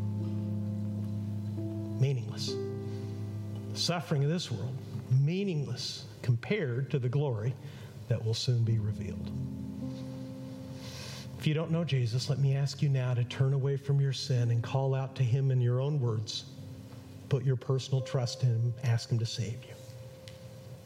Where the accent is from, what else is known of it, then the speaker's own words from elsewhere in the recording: Mexico; moved away; I grew up in Mexico